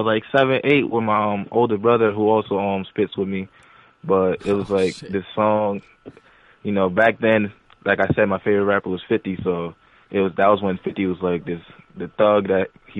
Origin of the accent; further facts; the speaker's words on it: New Britain, Connecticut, United States; also born or lived in Newark, New Jersey; I'm from New Britain, Connecticut, but I was born in Newark, New Jersey